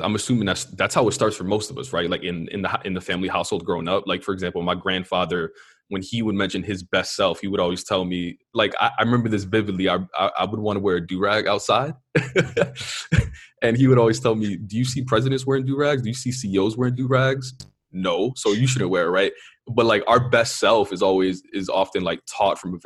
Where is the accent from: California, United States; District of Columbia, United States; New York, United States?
New York, United States; New York City; growing up in New York City.